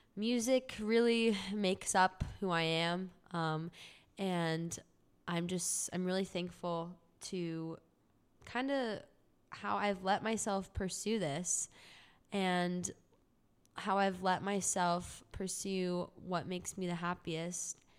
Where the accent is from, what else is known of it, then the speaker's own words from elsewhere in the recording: Orange County, California, United States; moved away as an adult; now in Los Angeles, United States; I'm from Orange County, California, and I lived there all my life.